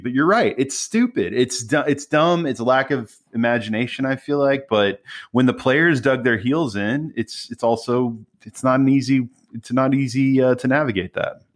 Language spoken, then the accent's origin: English; United States; as an American